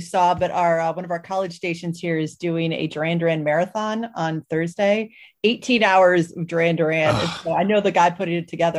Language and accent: English; Cleveland, Ohio, United States; I grew up in Cleveland